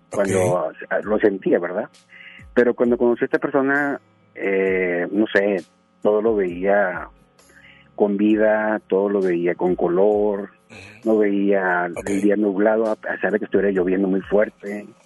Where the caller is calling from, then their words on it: Guadalupe, Nuevo León, Mexico; De Guadalupe, Nuevo León.